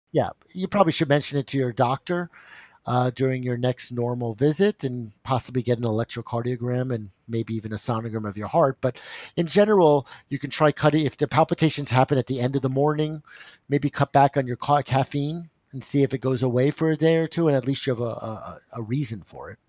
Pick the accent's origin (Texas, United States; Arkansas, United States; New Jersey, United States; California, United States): New Jersey, United States; I'm from New Jersey